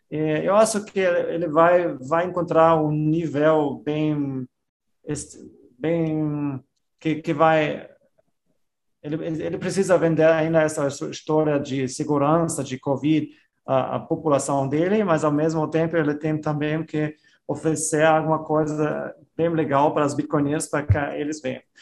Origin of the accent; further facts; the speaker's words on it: Austria; eu sou da Áustria